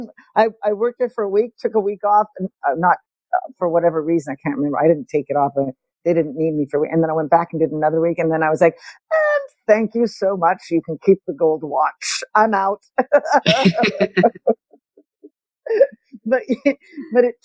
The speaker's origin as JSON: {"language": "English", "town": "Montreal", "region": "Quebec", "country": "Canada", "tie": "born or raised there", "said": "I grew up in Montreal"}